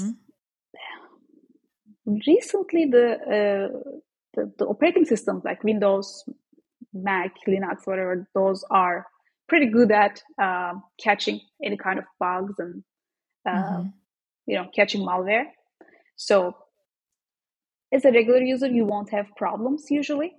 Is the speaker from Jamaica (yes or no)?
no; Turkey; moved away as an adult; now in United States; I am actually Turkish. I am from Turkey, so I studied there.